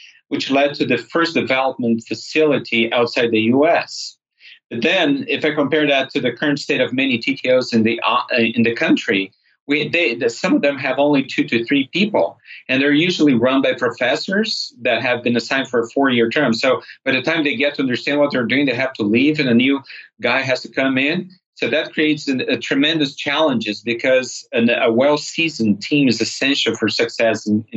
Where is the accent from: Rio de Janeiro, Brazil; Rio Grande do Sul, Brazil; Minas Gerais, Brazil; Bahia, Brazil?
Minas Gerais, Brazil; moved away as an adult; also born or lived in California / São Paulo / south of Brazil; Minas Gerais, my home state.